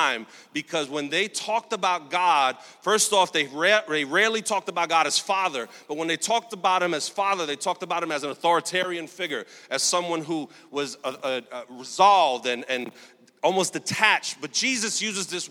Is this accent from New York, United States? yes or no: yes; New York City, New York, United States; I grew up in Sunset Park, Brooklyn, single mom, welfare recipient for most of my life